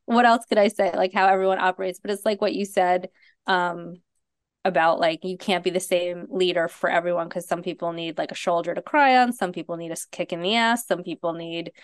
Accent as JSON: {"language": "English", "town": "New York City", "region": "New York", "country": "United States", "also_born_or_lived": "Bronx", "said": "I'm from Manhattan, but I was born in the Bronx"}